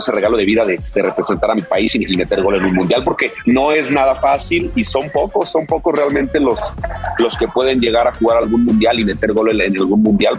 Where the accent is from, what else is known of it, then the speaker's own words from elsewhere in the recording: León, Guanajuato, Mexico; Yo soy de León